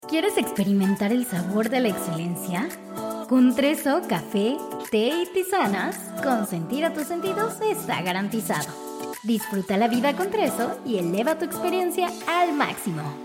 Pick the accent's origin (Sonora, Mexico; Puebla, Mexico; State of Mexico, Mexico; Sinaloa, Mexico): Sonora, Mexico; moved away as an adult; now in Mexico City, Mexico; yo soy sonorense, yo nací en un pueblito en Sonora y eh, a los 20 años me vine a la Ciudad de México